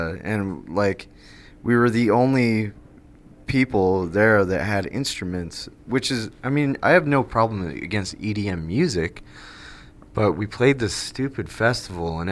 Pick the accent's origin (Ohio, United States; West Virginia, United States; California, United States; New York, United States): New York, United States; Greenwich; I are from a very small, small town that's probably not even dotted on a map, called Greenwich, New York